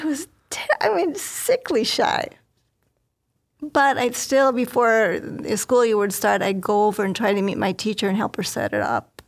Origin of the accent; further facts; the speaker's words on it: northwest Indiana, United States; I grew up in Indiana, in a northwest corner of Indiana, not too far from Chicago